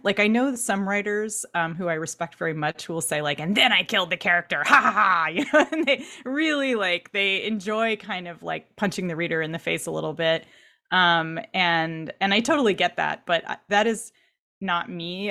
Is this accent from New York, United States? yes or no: no; Irvine, California, United States; I grew up in Orange County in Irvine